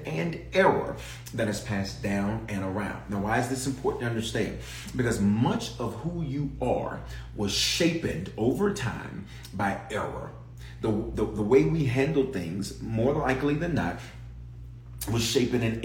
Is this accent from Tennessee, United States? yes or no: yes; Memphis, Tennessee, United States; accent: southern; moved away; also born or lived in Denver, Colorado; I was born in Denver, reared in Memphis. So that's why I claim the South. And so my southern accent will come out every now and then